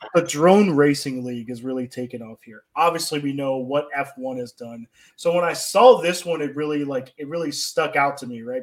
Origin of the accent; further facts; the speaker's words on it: Atlanta, Georgia, United States; the Michael Vick experience that we obviously had growing up in Atlanta